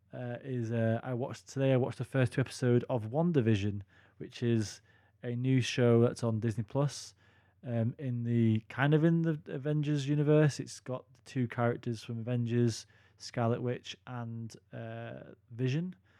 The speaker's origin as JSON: {"language": "English", "country": "United Kingdom", "said": "as British guys"}